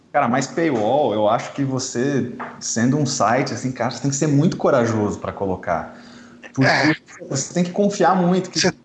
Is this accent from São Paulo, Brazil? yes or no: no; Curitiba, Paraná, Brazil; sou de Curitiba